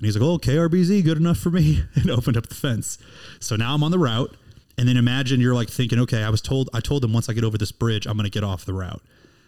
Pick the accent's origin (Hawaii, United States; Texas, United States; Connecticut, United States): Texas, United States; Houston; You know, you all know I'm from Houston, and I'm looking for a Valentine in a couple days.